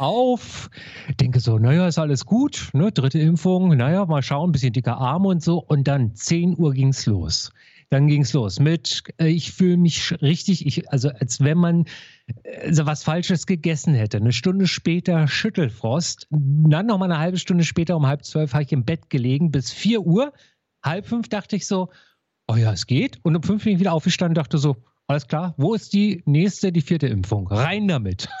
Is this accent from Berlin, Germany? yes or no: yes; Berlin, Germany; als Berliner